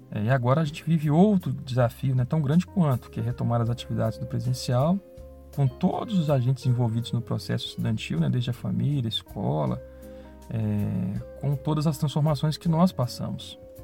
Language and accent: Portuguese; Belo Horizonte, Minas Gerais, Brazil; moved away as an adult; now in Ouro Preto, Brazil; Sou de Belo Horizonte